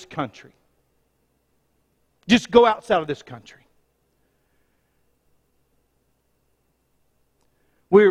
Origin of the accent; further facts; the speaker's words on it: United States; I was born in the United States